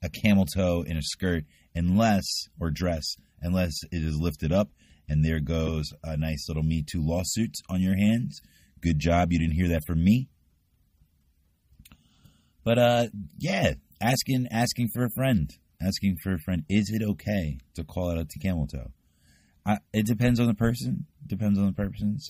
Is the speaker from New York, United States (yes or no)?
yes; New York, United States; I'm a New Yorker